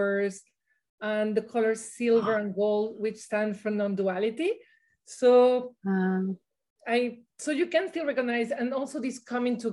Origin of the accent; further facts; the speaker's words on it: Venezuela; moved away; I grew up in Venezuela